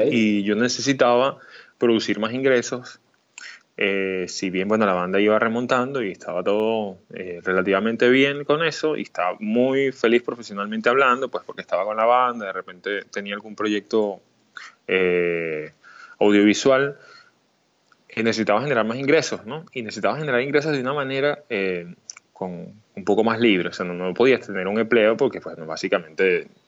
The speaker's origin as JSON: {"language": "Spanish", "region": "Mérida", "country": "Venezuela", "tie": "born or raised there", "also_born_or_lived": "Puerto Ordaz", "said": "Me siento totalmente venezolano, sanamente venezolano, pero nací en Puerto Ordaz, Estado Bolívar. En el año 89, pero por circunstancias de la vida y en la búsqueda de, mi madre de, realizarse profesionalmente, nos fuimos a Mérida y pues más de la mitad de mi vida la viví en Mérida"}